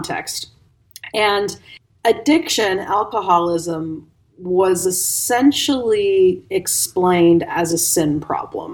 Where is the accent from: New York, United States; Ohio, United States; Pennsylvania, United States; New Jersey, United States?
Ohio, United States; moved away as an adult; also born or lived in Bosnia and Herzegovina; I'm from Ohio